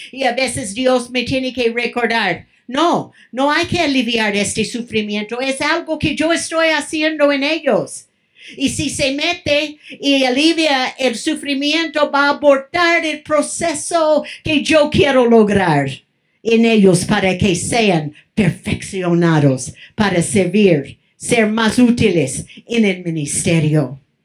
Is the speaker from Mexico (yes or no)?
yes; Mexico; moved away; also born or lived in California; Estaba en mi país